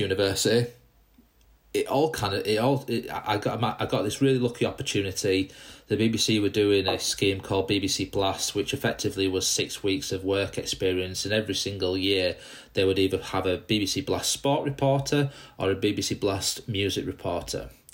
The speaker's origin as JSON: {"language": "English", "town": "Dewsbury", "region": "Yorkshire and the Humber", "country": "United Kingdom", "said": "I came out from Dewsbury originally in West Yorkshire"}